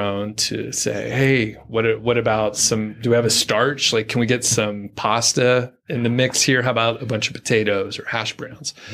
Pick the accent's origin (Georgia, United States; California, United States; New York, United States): Georgia, United States; Atlanta; I'm from Atlanta